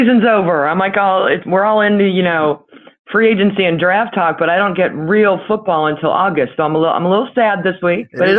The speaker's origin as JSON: {"language": "English", "town": "Cleveland", "region": "Ohio", "country": "United States", "tie": "born or raised there", "also_born_or_lived": "California", "said": "So, I was born in California. My parents are from Pittsburgh. My father was a huge Steelers fan, to my ever living shame. And we moved around three or four times. We moved to Cleveland when I was 9, a month before my 9th birthday."}